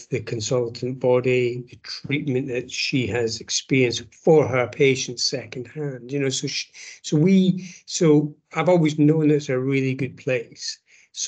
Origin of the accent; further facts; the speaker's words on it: Scotland, United Kingdom; moved away as an adult; now in London, United Kingdom; I come from clearly from Scotland. I've been in London for such a long time